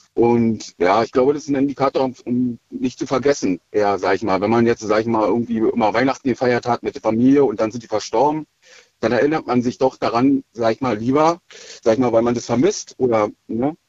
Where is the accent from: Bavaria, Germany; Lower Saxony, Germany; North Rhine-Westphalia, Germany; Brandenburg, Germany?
Brandenburg, Germany; Schwedt; Aus Schwed